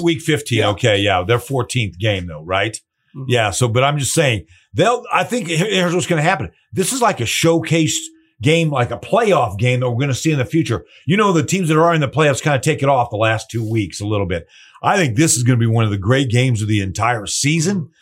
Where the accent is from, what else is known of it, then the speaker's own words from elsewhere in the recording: Colorado, United States; I grew up in Colorado